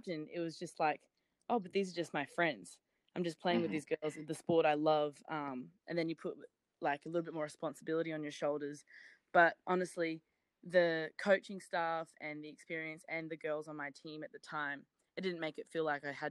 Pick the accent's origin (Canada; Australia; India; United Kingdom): Australia; Brisbane, Queensland; moved away as an adult; now in Monroe, United States; I am from Brisbane, Australia, and like most of the girls in Brisbane, we actually grew up playing netball